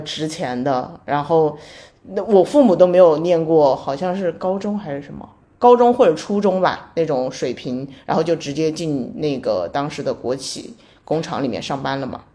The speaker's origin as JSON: {"language": "Chinese", "region": "Sichuan", "country": "China", "also_born_or_lived": "Beijing", "moved": "as an adult", "said": "我是来自四川的一个非常非常小的地方。就是我，我跟我的同学说我是四川哪个市的，他们都说没有听说过， 就是没有听说过这个市。然后是，我是在这个市的底下的一个县参加的高考"}